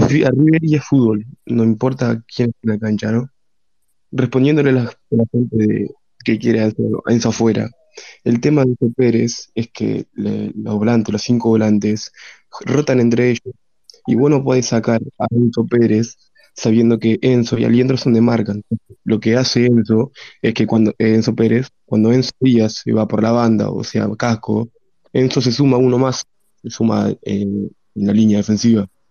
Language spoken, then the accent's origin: Spanish; Uruguay; yo soy uruguayo